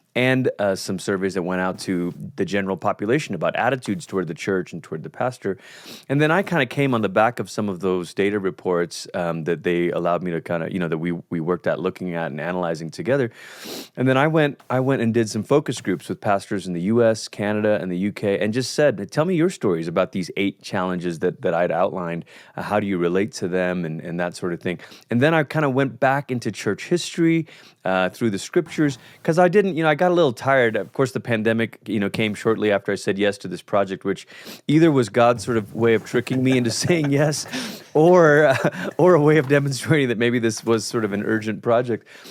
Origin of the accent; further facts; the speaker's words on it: Malaysia; moved away as an adult; now in United States; culturally, I'm from Malaysia. That's where I grew up.